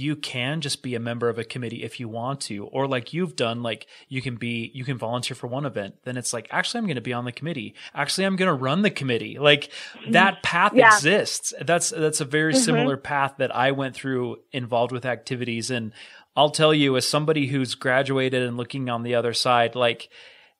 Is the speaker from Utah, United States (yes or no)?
yes; Logan, Utah, United States; I grew up in Logan, so my whole family went to USU